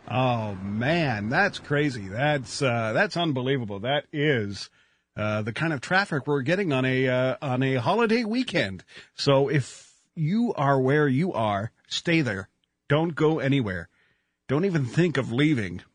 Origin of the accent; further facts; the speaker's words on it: Canada; I'm just so happy to be a Canadian